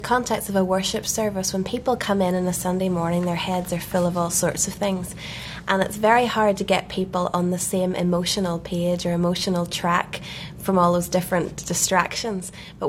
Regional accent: Belfast, Northern Ireland, United Kingdom; We're from Belfast, Northern Ireland.

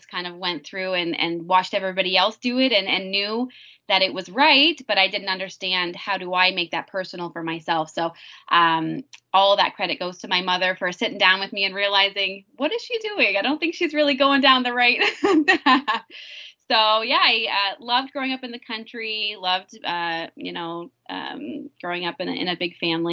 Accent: Bobcaygeon, Ontario, Canada; moved away as an adult; also born or lived in Haiti; I grew up in small town, Bob Cajun, Ontario

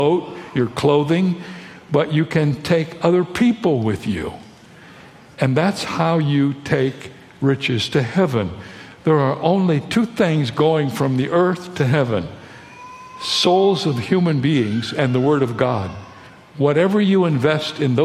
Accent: Toledo, Ohio, United States; now in San Diego, United States; I was born in Toledo, Ohio, and I live in San Diego, California

